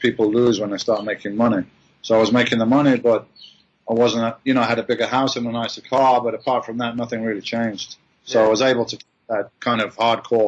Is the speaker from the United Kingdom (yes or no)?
yes; Birmingham, West Midlands, United Kingdom; I'm this guy from Birmingham in England